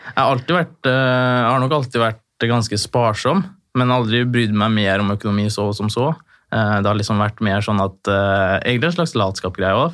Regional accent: Trondheim, Trøndelag, Norway; now in Fredrikstad, Norway; jeg er født i Trondheim, jeg bor i Fredrikstad

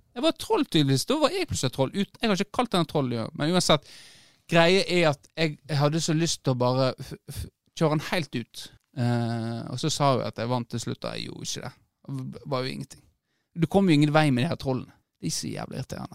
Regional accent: Norway; på Ragnarud i gettoen der jeg vokste opp

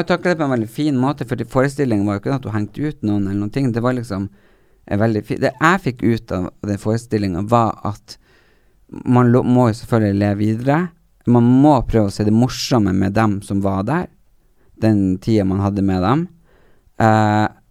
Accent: Narvik, Nordland, Norway; accent: Narvik; jeg har det den Narvik-greien inni meg siden jeg har bodd der så mange år

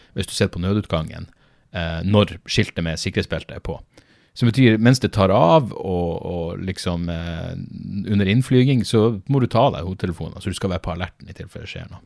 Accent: Norway; Jeg er norsk

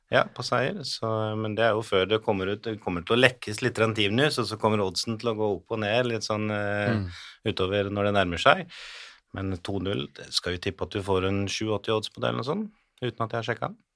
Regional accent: Hamar, Innlandet, Norway; Jeg er jo fra Hamar

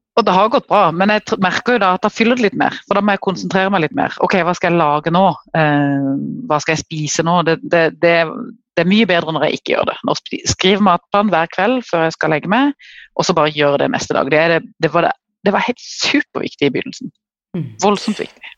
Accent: Kristiansand, Agder, Norway; accent: southern (Sørlandet) dialect; jeg bor helt i sør, det kan dere sikkert høre på dialekten. Jeg bor i Kristiansand

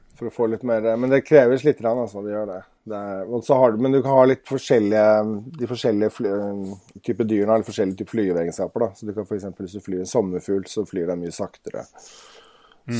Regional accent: Oslo, Norway; now in Nesodden, Norway; jeg kommer fra Oslo

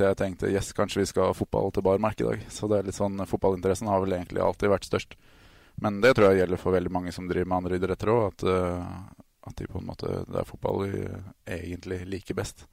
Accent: Trysil, Innlandet, Norway; also born or lived in Denmark; Jeg er jo til og med født og oppvokst i Danmark. Yes. Flytta til Trysil når jeg var sju år gammel.

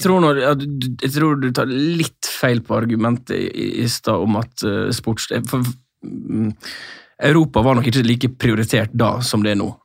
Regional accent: Sunnmøre, Møre og Romsdal, Norway; moved away; for min del som sunnmøring

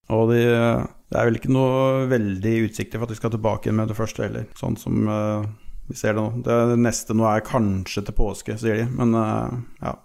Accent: Telemark, Norway; now in Lierskogen, Norway; Jeg er opprinnelig telemarking

